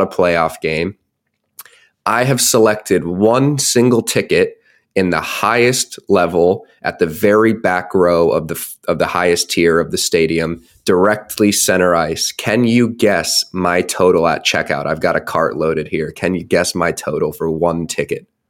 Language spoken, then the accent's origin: English; United States; moved away; my hometown outside, right outside of Washington, D C.